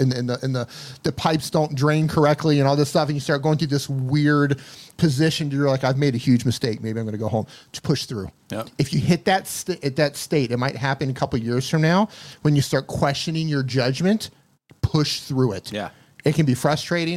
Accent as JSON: {"language": "English", "country": "United States", "tie": "born or raised there", "also_born_or_lived": "Colombia / Mexico", "moved": "as an adult", "said": "Born and raised in the United States"}